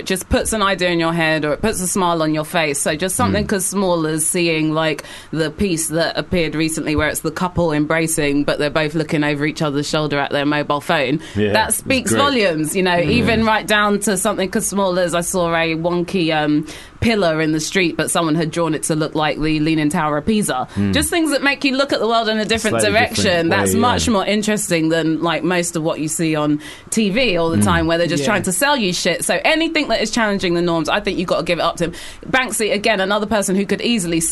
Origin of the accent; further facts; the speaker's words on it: London, United Kingdom; I'm born and raised in Wood Green, which is like not a glamorous part of London at all